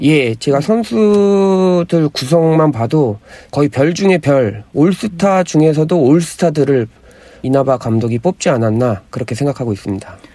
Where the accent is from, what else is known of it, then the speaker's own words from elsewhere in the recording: South Korea; 저도 한국인이지만